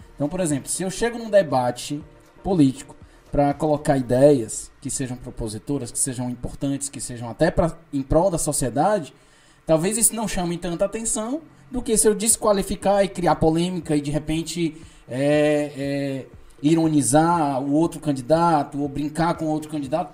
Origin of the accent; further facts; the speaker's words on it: Ceará, Brazil; nós somos cearenses